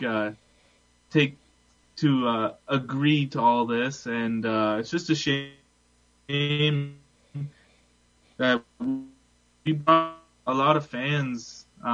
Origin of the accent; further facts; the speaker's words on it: Port Colborne, Ontario, Canada; I'm from Port Colborne